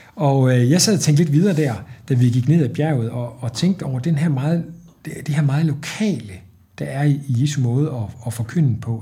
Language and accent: Danish; Trige, Central Denmark Region, Denmark; jeg var spejder som dreng i Trige nord for Aarhus